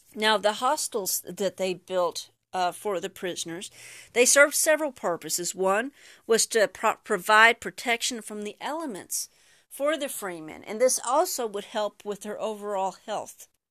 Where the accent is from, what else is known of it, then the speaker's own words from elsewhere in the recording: Texas, United States; first language English; I'm from Texas, deep in Texas, and English is my only language